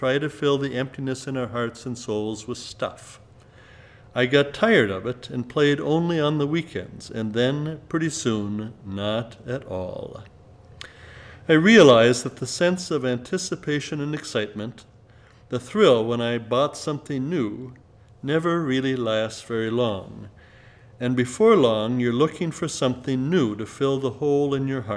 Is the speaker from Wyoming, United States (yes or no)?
no; Southern California, United States; Growing up in Southern California